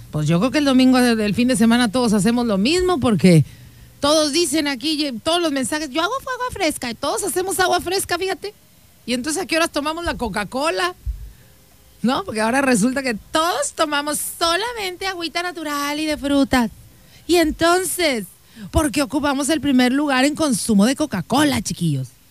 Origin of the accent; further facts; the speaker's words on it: Mexico; nosotros todos los que somos mexicanos